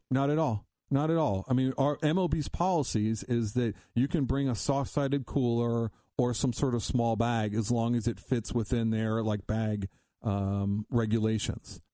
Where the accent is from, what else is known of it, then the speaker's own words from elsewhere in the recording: Columbus, Ohio, United States; now in Cincinnati, United States; growing up in Ohio, I grew up in Columbus, came down here in Cincinnati